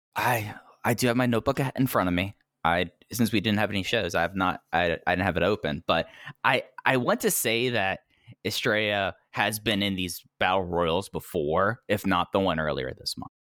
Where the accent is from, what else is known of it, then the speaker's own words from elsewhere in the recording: Texas, United States; growing up in Texas